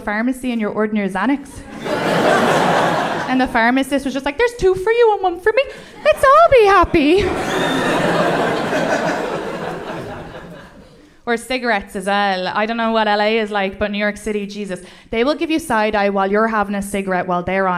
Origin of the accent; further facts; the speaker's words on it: Ireland; accent: Irish; moved away as an adult; now in United States; When I grew up in Ireland, we didn't believe in mental health